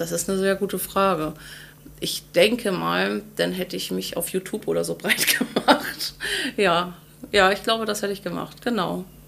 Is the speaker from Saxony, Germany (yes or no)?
no; Ahrensburg, Schleswig-Holstein, Germany; also born or lived in Henstedt-Ulzburg / Hamburg; Ursprünglich aus Ahrensburg, geboren in Henstedt-Ulzburg am 25.04.1988